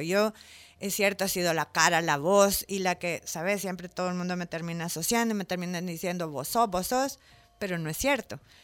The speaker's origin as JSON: {"language": "Spanish", "country": "El Salvador", "tie": "born or raised there", "also_born_or_lived": "Mexico City", "moved": "as an adult", "said": "yo soy salvadoreña, nací en el centro ginecológico, crecí aquí, mis papás son de aquí"}